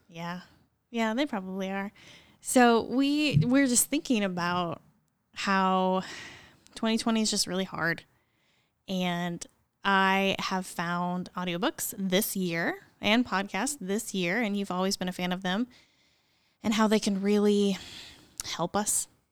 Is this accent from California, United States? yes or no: no; near Columbia, Missouri, United States; moved away as an adult; now in Morganton, United States; I'm from thirty minutes from that town